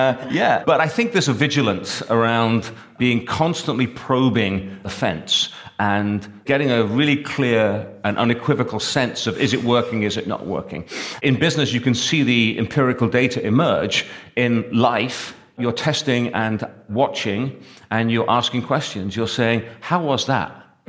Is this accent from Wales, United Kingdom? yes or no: yes; Wales, United Kingdom; I call it sort of, you know, being unconvincingly Welsh because I don't sound Welsh